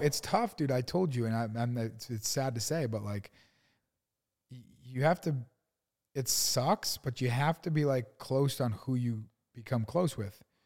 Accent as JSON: {"language": "English", "region": "East Coast", "country": "United States", "tie": "born or raised there", "also_born_or_lived": "Arizona", "moved": "yes", "said": "I grew up on the East Coast"}